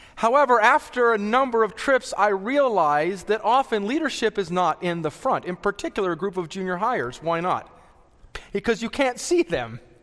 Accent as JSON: {"language": "English", "area": "the Rockies", "region": "Colorado", "country": "United States", "tie": "born or raised there", "said": "I was born and raised in the Rockies"}